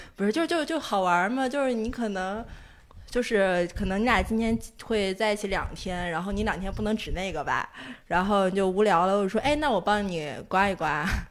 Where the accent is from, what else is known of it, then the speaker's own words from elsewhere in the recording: Inner Mongolia, China; moved away; 我从小就去澡堂子嗯。嗯。就是小时候在内蒙，就你大概一周就要去两次澡堂子这嗯。样，所以对我来说很普，很正常一个事儿